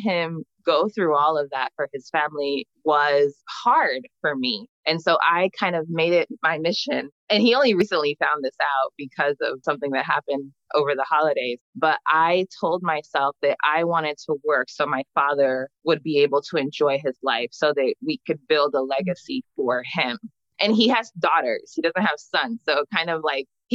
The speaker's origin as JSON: {"language": "English", "region": "New Jersey", "country": "United States", "tie": "born or raised there", "also_born_or_lived": "Freetown, Sierra Leone", "said": "I was born in Freetown and my family immigrated to the U.S. when I was young because of the war. So I grew up in New Jersey."}